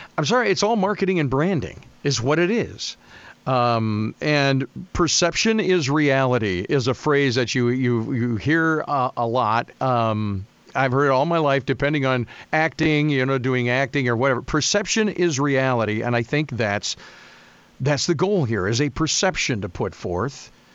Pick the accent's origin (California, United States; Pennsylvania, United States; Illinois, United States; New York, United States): Illinois, United States; Savannah; I grew up in Savannah, Illinois, just up the river from you.